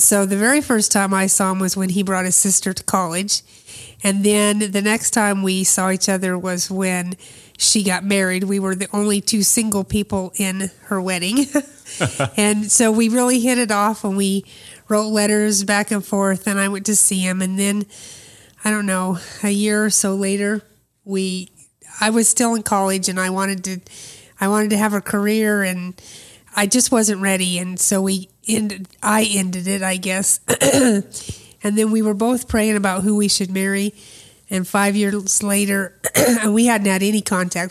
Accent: Des Moines, Iowa, United States; I was born in Des Moines, Iowa

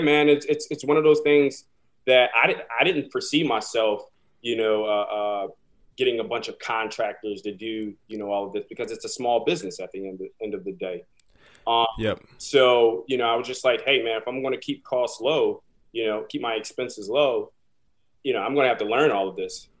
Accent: Philadelphia, Pennsylvania, United States; moved away as an adult; now in New York City, United States; I'm originally from Philadelphia, um, born and raised, West Philadelphia, born and raised

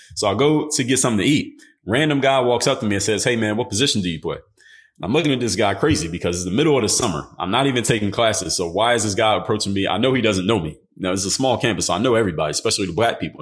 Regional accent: Philadelphia, Pennsylvania, United States; I'm from Philadelphia

